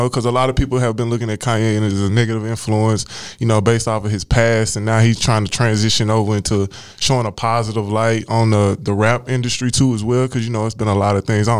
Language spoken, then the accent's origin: English; Tyler, Texas, United States; moved away; I'm a country boy, though. I'm from Tyler, Texas.